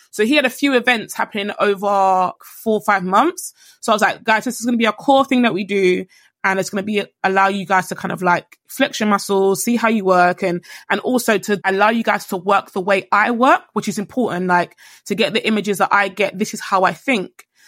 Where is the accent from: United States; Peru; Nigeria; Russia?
Nigeria; I'm Nigerian.